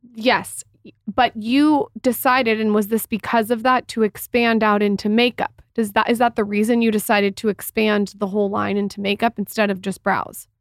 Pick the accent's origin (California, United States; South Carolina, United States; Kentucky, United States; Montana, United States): California, United States; San Diego; I'm from San Diego